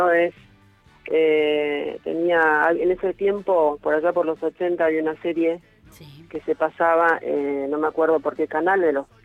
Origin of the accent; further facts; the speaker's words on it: Hurlingham, Buenos Aires Province, Argentina; ahora estoy en la casa familiar, acá en Hurlingham, es eh, al, hacia el oeste, digamos, de lo que es el AMBA, ¿no?